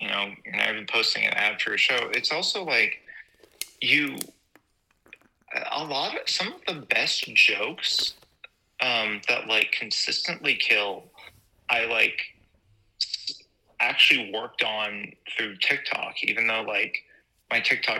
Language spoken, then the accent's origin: English; San Jose, California, United States; now in Los Angeles, United States; being from San Jose where it's like, I'm from San Jose, the world's biggest small town.